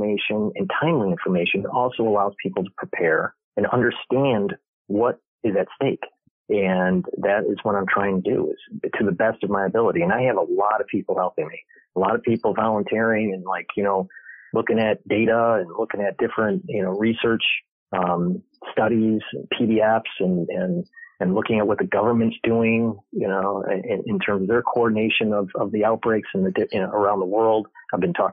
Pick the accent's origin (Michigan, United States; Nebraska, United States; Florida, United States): Michigan, United States; moved away as an adult; also born or lived in New York; I was born and raised in Michigan